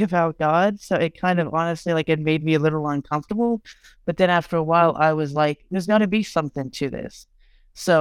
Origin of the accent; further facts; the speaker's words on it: Texas, United States; I'm from Texas